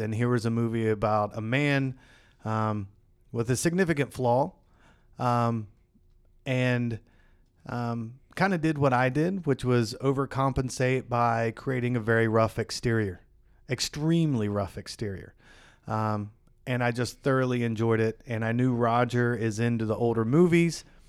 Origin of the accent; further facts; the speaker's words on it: West Virginia, United States; I grew up in West Virginia.